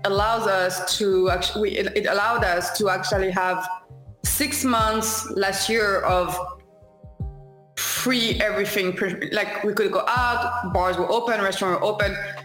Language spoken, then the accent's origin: English; France; English is a second language; moved away as an adult; also born or lived in Chicago / Long Beach; I'm from France initially. I moved to like Long Beach a couple of years ago